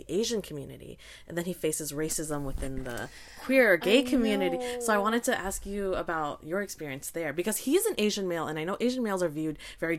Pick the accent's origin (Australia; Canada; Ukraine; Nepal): Canada; we're Vietnamese Canadian